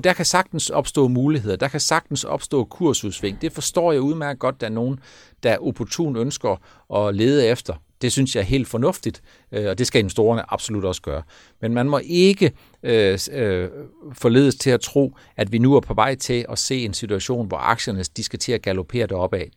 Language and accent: Danish; Denmark